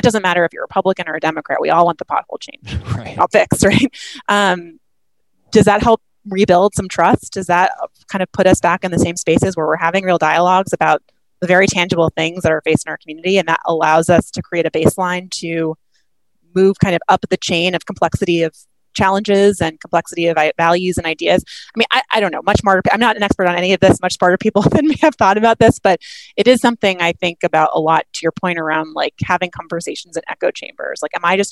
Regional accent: New Hampshire, United States; moved away as an adult; also born or lived in New York / Washington; I grew up in New Hampshire. I've lived in New York or Washington all of my adult life.

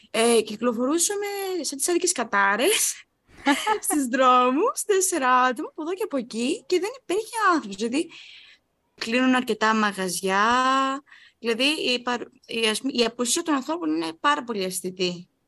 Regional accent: Heraklion, Crete, Greece; moved away as an adult; now in Rhodes, Greece; όπως είμαστε από το Ηρακλείο στην Κρήτη

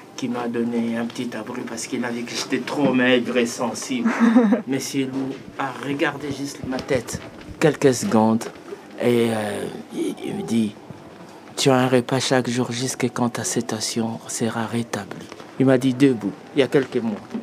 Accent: DR Congo; moved away as an adult; now in Belgium; Je suis originaire de l'Afrique centrale, à l'est euh, de l'ex-Zaïre

